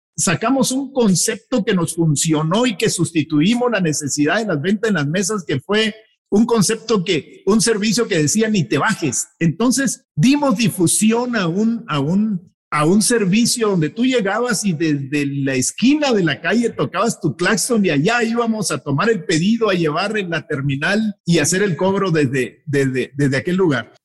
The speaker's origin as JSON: {"language": "Spanish", "country": "Mexico", "said": "orgullosos de ser mexicanos"}